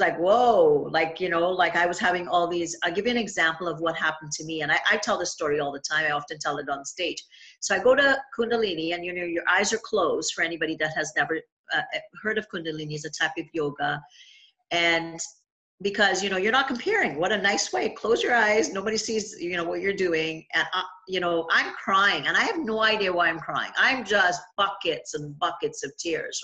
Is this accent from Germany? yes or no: no; Trinidad & Tobago; now in Niagara Falls, Canada; my family home when I was growing up in Trinidad.